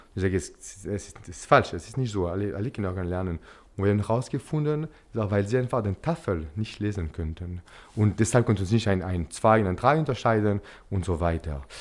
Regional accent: Geneva, Switzerland; German is a second language; also born or lived in Zürich; now in Basel, Switzerland; ich komme aus, äh, aus Genf.

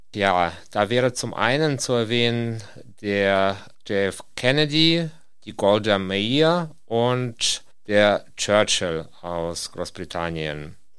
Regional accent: Kyiv, Ukraine; German is a second language; now in Osnabrück, Germany; Ursprünglich komme ich aus der Stadt Kiew

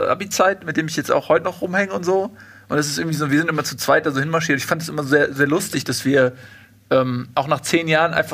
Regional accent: Australia; ich komme dann aus Australien und die kommen halt aus Europa und dann mm, mm. irgendwie, mein Akzent ist anders, ich weiß es nicht.

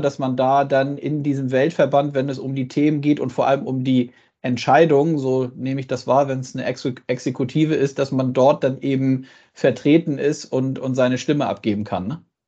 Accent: Germany; bei uns in Deutschland

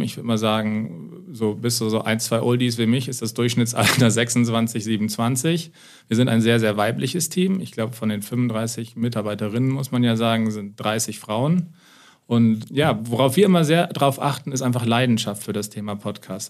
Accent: Lower Saxony, Germany; moved away; also born or lived in United States; ich komme aus Niedersachsen ursprünglich

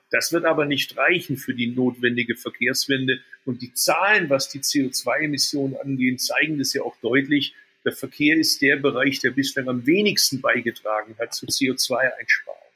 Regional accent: Swabia, Baden-Württemberg, Germany; moved away as an adult; also born or lived in Berlin; als Schwabe

